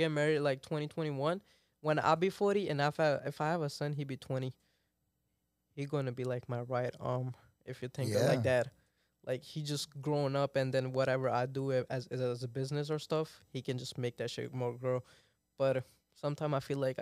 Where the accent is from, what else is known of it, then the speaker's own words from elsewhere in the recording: Pakistan; moved away; I'm basically from Pakistan